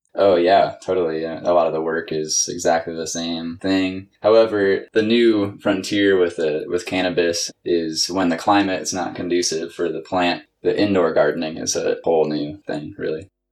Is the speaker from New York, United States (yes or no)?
no; Washington, United States; also born or lived in Northern California; I'm originally from Washington State